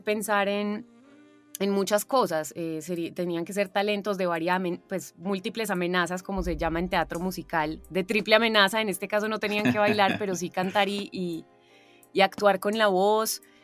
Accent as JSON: {"language": "Spanish", "area": "Paisa", "region": "Antioquia", "country": "Colombia", "also_born_or_lived": "Argentina", "accent": "paisa"}